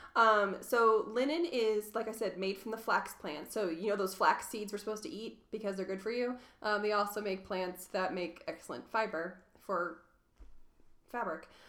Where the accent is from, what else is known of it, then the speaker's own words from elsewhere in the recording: Louisville, Kentucky, United States; also born or lived in Tidewater, Virginia; now in Reno, United States; I grew up in Louisville, Kentucky